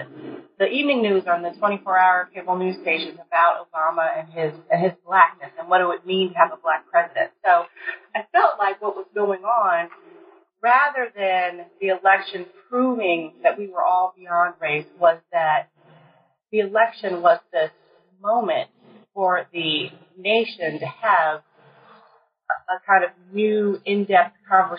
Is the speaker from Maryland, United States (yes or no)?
yes; College Park, Maryland, United States; Well, as you said … I'm originally from Maryland, College Park, Maryland.